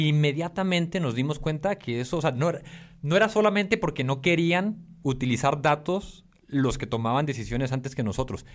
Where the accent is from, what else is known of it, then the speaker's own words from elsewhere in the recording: Tijuana, Baja California, Mexico; moved away as an adult; Soy mexicano, como bien mencionabas. Crecí en Tijuana hasta los 18 años